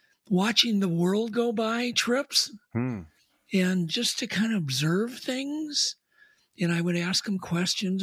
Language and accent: English; northern suburbs of Minneapolis, Minnesota, United States; Up in the northern suburbs of Minneapolis